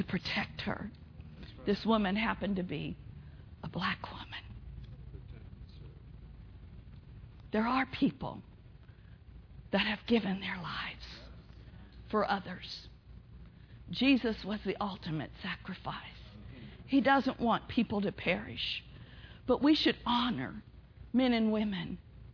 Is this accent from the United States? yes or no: yes; Pawnee, Oklahoma, United States; I grew up in Pawnee, Oklahoma